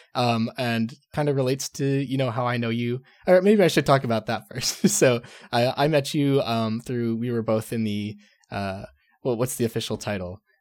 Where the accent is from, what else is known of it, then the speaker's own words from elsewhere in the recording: Texas, United States; moved away; growing up in Texas